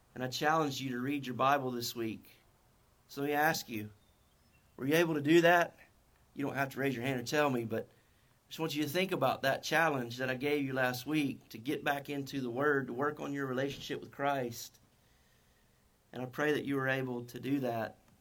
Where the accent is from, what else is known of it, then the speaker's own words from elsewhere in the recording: North Carolina, United States; accent: North Carolina; My North Carolina accent